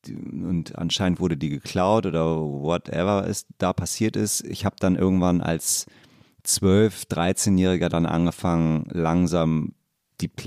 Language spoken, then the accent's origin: German; Hamburg, Germany; Aus Barmbek.